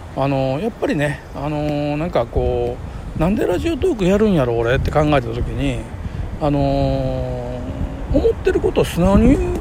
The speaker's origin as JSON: {"language": "Japanese", "town": "Kobe", "region": "Hyogo", "country": "Japan", "tie": "born or raised there", "said": "生まれも育ちもその神戸の深海寺って超下町で生まれ育ったから"}